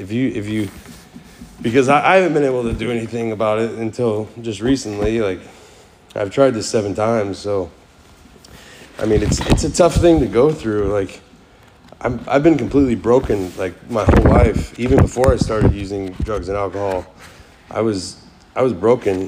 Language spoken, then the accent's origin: English; Kansas City, United States; first language English; moved away as an adult; also born or lived in Florida; I was born in Florida, raised in Kansas City, and I've done a lot of jumping around the last like 10 years